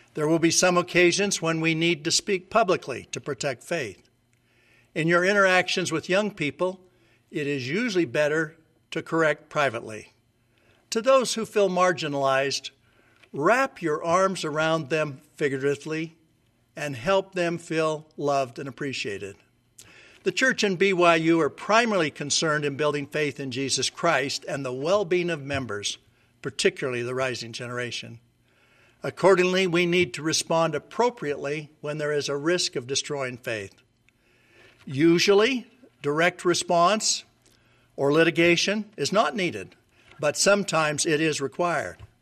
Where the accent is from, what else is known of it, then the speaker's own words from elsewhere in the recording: Logan, Utah, United States; moved away as an adult; I grew up in Logan, Utah